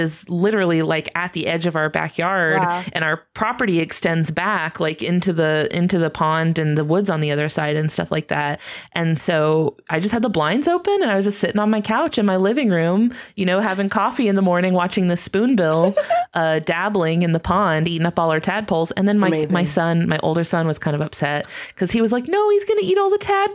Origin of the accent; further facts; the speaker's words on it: Jacksonville, Florida, United States; I'm from Florida though. I'm in Florida, born and raised.